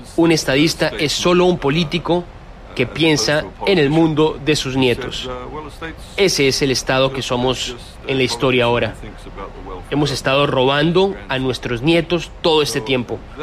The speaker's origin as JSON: {"language": "Spanish", "country": "Fiji", "said": "Yo soy de Fiji"}